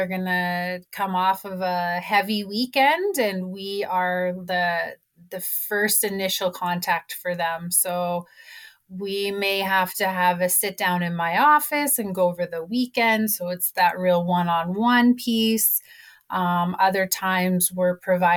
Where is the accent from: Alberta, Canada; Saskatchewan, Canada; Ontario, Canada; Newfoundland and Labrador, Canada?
Alberta, Canada; Kainai, near Lethbridge; I am Blackfoot from Kainai, which is very close here to Lethbridge